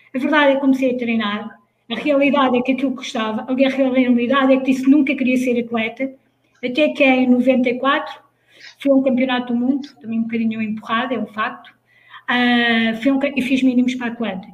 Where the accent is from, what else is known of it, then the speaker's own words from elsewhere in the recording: Leiria, Centro, Portugal; moved away as an adult; sou de Leiria, como, como já foi dito, sou de uma pequena aldeia lá no meio dos montes.